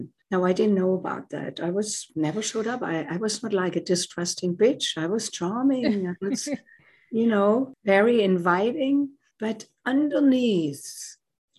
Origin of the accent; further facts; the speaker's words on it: Germany; moved away as an adult; now in United States; As you can tell by my accent, I did not grow up in the United States. I came here from Germany in my late 20s to do postgraduate work in music